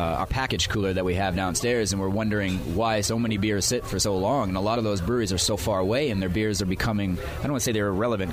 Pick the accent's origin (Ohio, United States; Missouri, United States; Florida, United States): Missouri, United States; St. Louis; now in Decatur, United States; I'm from St. Louis